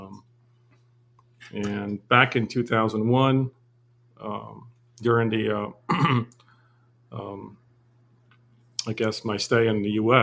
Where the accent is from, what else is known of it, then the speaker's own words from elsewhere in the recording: Beirut, Beirut Governorate, Lebanon; moved away as an adult; also born or lived in United States; now in Armenia; I was born in Lebanon. I was born in Beirut in the poorest neighborhood of Burçamut, which is the Armenian town in Beirut, to a poor family.